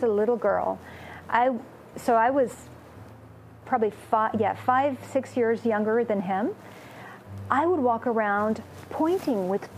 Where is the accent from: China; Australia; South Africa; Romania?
Romania; first language Romanian; English is a second language; moved away; also born or lived in Austria / Southeast Asia / France; I was born in Romania, so my birth language, Romanian, I'll probably never forget